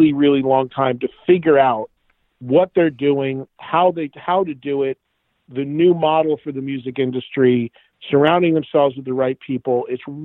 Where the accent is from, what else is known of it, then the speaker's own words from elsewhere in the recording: New Jersey, United States; my home state